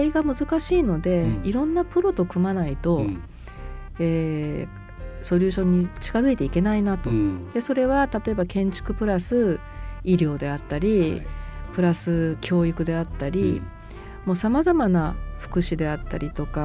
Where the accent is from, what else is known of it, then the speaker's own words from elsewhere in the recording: Fukuoka, Japan; 福岡生まれでよかったなと思ってますし、うん、すごく福岡愛してるので